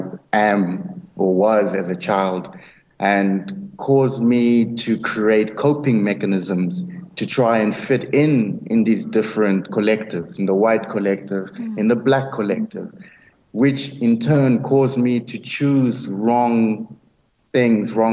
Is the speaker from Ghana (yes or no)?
no; Nelspruit, Mpumalanga, South Africa; also born or lived in Free State; I was born in the Free State, and grew up in Nelspruit, in the late 80s